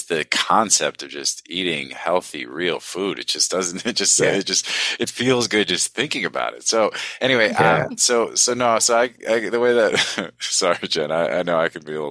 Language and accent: English; United States; growing up in the United States